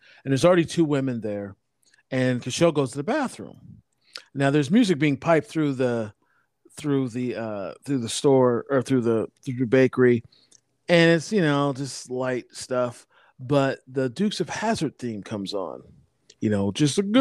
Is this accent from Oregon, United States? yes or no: yes; Portland, Oregon, United States; I'm actually from Portland